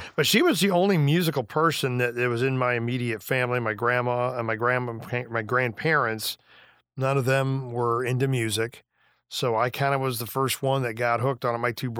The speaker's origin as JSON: {"language": "English", "town": "Beardstown", "region": "Illinois", "country": "United States", "tie": "born or raised there", "said": "Beardstown, Illinois, yeah."}